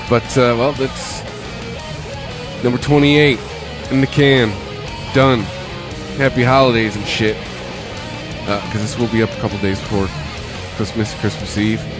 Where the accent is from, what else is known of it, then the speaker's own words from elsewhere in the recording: Detroit, Michigan, United States; from Detroit.